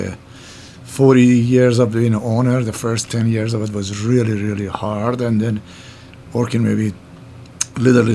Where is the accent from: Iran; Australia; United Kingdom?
Iran; accent: Middle Eastern; English is a second language; moved away as an adult; also born or lived in New York; now in Minneapolis, United States; I moved from Iran in 1976. I come to New York, and I stayed